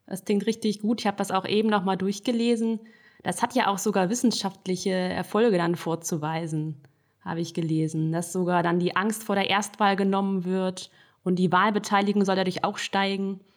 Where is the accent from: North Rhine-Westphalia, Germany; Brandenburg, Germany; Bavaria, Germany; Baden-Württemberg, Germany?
North Rhine-Westphalia, Germany; now in Paderborn, Germany; Das kam erst später dann mit dem Praktikum, das ich in meiner Heimat gemacht hat am Niederrhein.